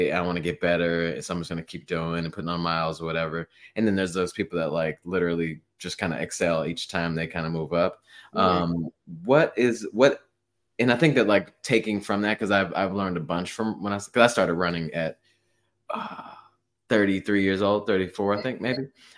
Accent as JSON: {"language": "English", "region": "Midwest", "country": "United States", "tie": "born or raised there", "said": "I feel like Midwest, I mean, just because I was raised in the Midwest, so I guess we're both kind of biased here"}